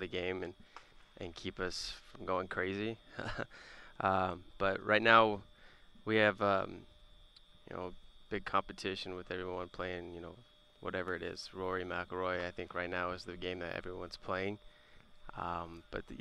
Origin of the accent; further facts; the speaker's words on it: Las Vegas, Nevada, United States; moved away as an adult; now in Milwaukee, United States; I'm from Las Vegas, and I was born and raised there.